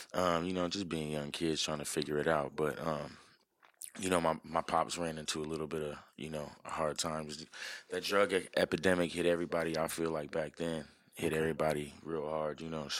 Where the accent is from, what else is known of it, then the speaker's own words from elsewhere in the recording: Minneapolis, Minnesota, United States; also born or lived in Jamaica; now in Tucson, United States; I was born here in Tucson. We lived here for probably like a year or two. We moved to Jamaica for a little bit, and then we moved to Minneapolis, and that's where I grew up.